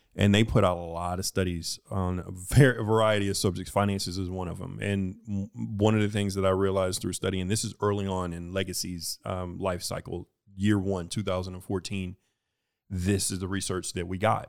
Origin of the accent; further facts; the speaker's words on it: Houston, Texas, United States; moved away as an adult; I am from Houston